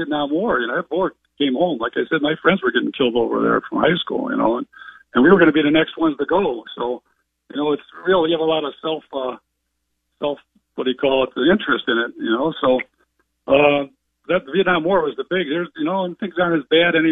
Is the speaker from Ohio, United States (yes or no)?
yes; Cleveland, Ohio, United States; growing up in West Park of Cleveland, Ohio